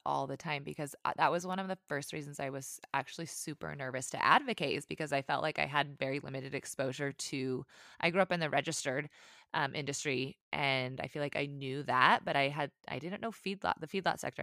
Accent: Montana, United States; I grew up in Montana

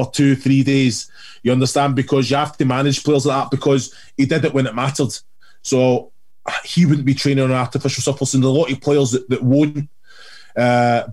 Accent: Kilmarnock, Scotland, United Kingdom; I grew up in Kilmarnock

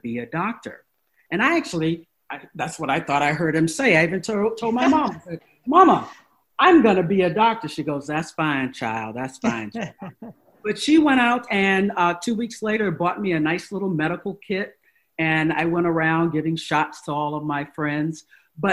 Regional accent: Virginia, United States; I grew up in Virginia

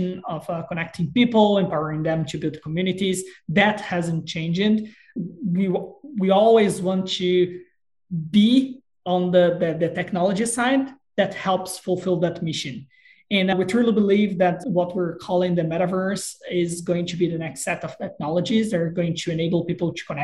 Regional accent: Brazil; moved away; I'm originally from Brazil

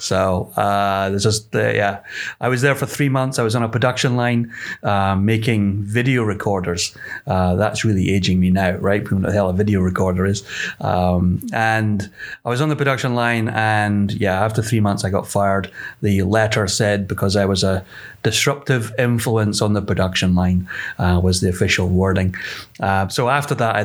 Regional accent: Edinburgh, Scotland, United Kingdom; moved away as an adult; also born or lived in Dumfries, Scotland; I'm Scottish. I lived in Scotland for the first 20 years of my life. Born in the Borders area of Scotland, a place called Dumfries. But my informative years were really all spent near Edinburgh. So Edinburgh, I kind of count as my home city.

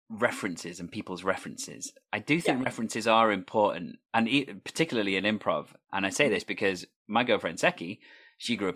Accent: Wales, United Kingdom; People don't know that I'm Welsh when they listen to my voice.

